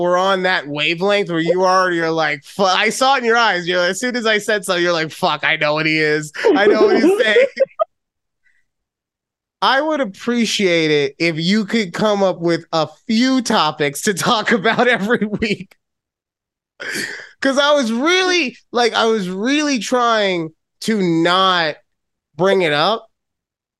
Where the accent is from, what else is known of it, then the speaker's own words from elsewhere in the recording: Las Vegas, Nevada, United States; moving to my hometown of Las Vegas